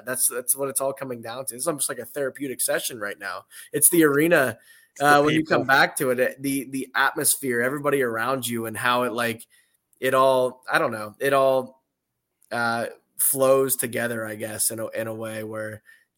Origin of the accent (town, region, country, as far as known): Columbus, Ohio, United States; born or raised there